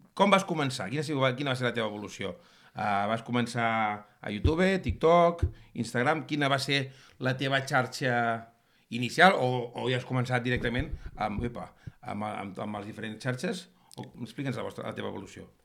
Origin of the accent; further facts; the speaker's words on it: Catalonia, Spain; sóc més català que, que la barretina